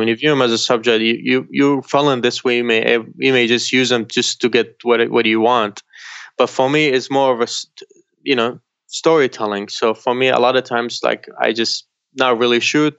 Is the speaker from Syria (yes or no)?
yes; Syria; now in United States; where I grew up, in Syria, I grew up outside Damascus